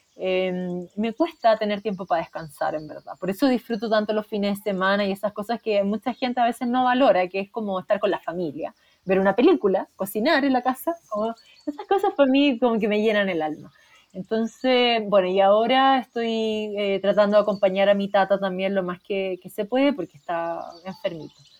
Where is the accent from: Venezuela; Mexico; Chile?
Chile; soy psicóloga de la Chile